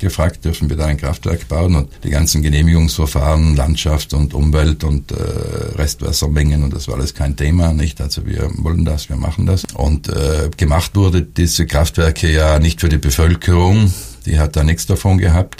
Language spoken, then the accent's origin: German; South Tyrol, Trentino-Alto Adige, Italy; bei uns Südtirolern